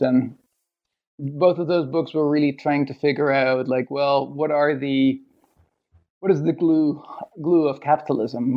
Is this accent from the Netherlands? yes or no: yes; Netherlands; moved away as an adult; also born or lived in Toronto, Canada; now in Sydney, Australia; from Holland. I grew up in Holland